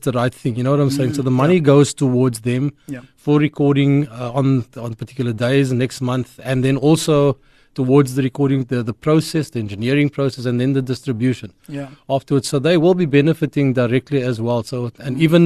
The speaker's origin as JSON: {"language": "English", "town": "Cape Town", "region": "Western Cape", "country": "South Africa", "tie": "born or raised there", "said": "I ended up in Westridge Mitchell's Plain, at the Westridge Baptist Church. So that's where I met Barry. I think we were 10, 11, 12 years old"}